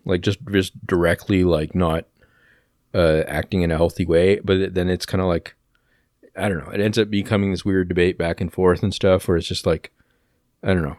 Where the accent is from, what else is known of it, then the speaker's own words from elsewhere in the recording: Oshawa, Ontario, Canada; I don't actually live in Oshawa anymore, but, like, uh, yeah, I was born in Oshawa General Hospital